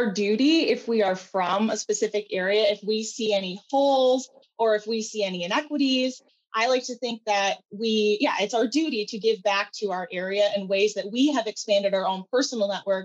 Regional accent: Grand Haven, Michigan, United States; also born or lived in Chicago; I grew up in Grand Haven, went to Grand Haven High School.

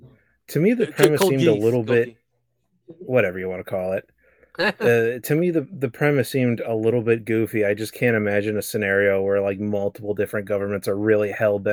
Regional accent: United States; as an American

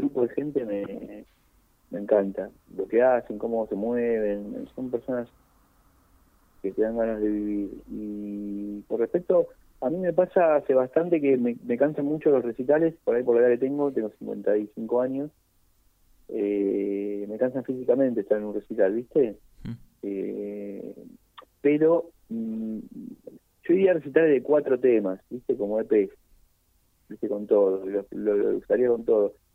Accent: Buenos Aires, Argentina; Es el lugar donde nací, es el lugar donde tengo un montón de, seres queridos

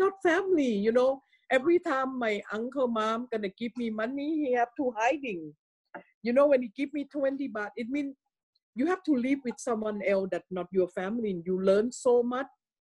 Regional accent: Thailand; moved away; in my hometown, it's a lot of Taijiu people. It came from China to live in Thailand

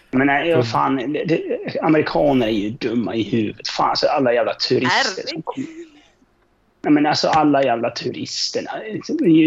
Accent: Mora, Dalarna County, Sweden; jag är från Östnor.

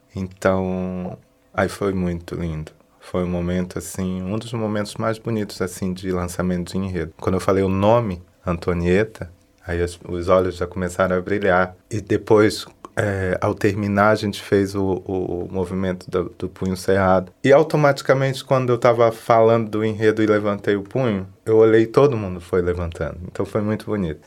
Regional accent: Nilópolis, Rio de Janeiro, Brazil; moved away as an adult; now in Florianópolis, Brazil; Sou de Nilópolis, no Rio de Janeiro, mas estou aqui na cidade já desde 2003, residindo

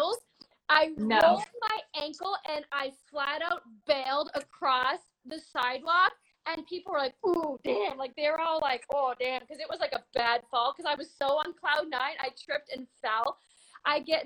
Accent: Canada; I'm an actor from Canada

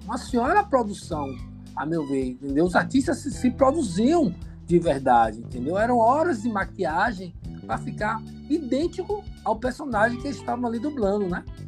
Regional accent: Brazil; a gente é brasileiro

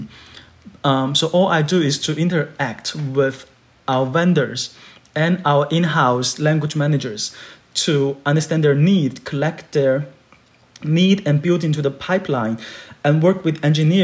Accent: Guangzhou, Guangdong, China; English is a second language; moved away; I grew up in Guangzhou, which is a bilingual area

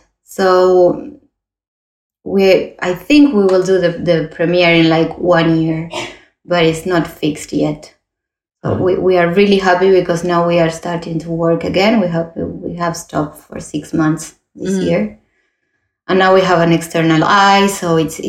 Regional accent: Uruguay; also born or lived in Toulouse, France; now in Barcelona, Spain; I was born in Uruguay, like my partner from my company. We are both from Uruguay

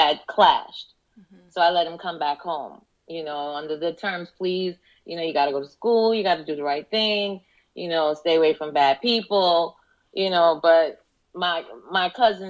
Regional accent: New York, United States; moved away as an adult; now in Florida, United States; I'm from New York. We moved to Florida in 2003.

